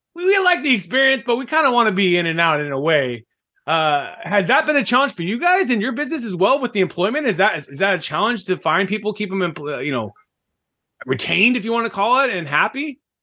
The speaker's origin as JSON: {"language": "English", "town": "Fresno", "region": "California", "country": "United States", "tie": "born or raised there", "said": "my hometown, Fresno. California"}